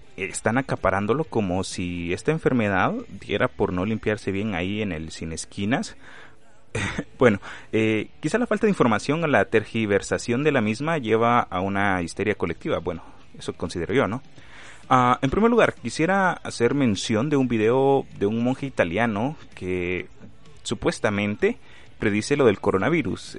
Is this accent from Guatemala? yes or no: yes; Guatemala; aquí en mi país, Guatemala